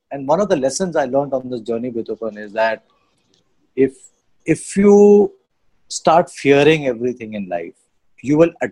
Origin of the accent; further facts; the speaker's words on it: Sivasagar, Assam, India; I'm from Sibsagar.